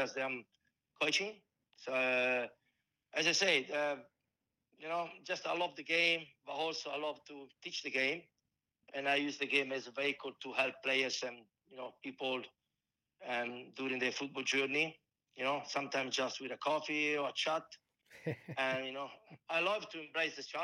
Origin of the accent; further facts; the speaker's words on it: Italy; accent: strong Italian; English is a second language; also born or lived in Melbourne, Australia; now in Perth, Australia; my strong Italian accent